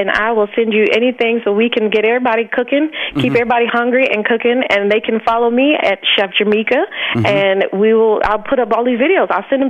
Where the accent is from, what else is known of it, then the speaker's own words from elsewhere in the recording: Alabama, United States; Because I grew up born and raised in Alabama, and my family is from like the islands of Jamaica and Trinidad.